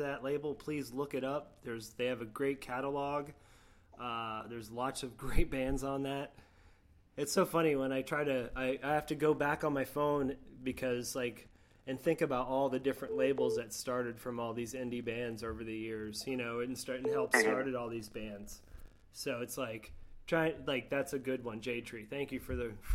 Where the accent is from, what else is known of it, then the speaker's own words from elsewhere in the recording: Florida, United States; I'm from Florida